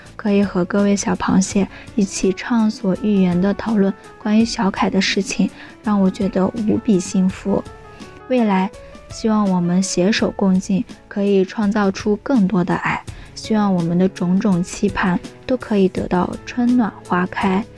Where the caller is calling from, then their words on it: Anhui, China; 我是来自左耳电台文编部的…，我在安徽